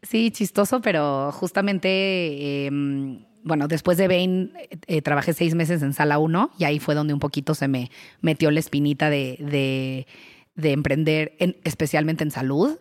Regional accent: Querétaro, Mexico; moved away as an adult; now in Mexico City, Mexico; yo soy queretana, eh, me vine al DF a estudiar administración, me quedé aquí

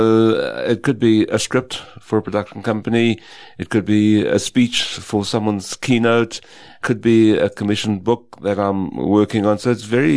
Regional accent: West Rand, Gauteng, South Africa; also born or lived in Potchefstroom, North West Province; I grew up in the West Rand and was born in the what's now the Northwest Province.

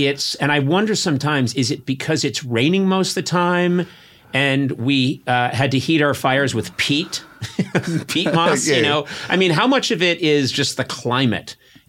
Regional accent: Scotland, United Kingdom; I'm Scottish. No matter how much I love parts of England, I fucking hate England.

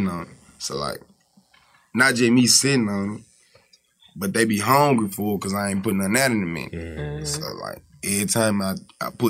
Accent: Memphis, Tennessee, United States; I'm from Magnolia

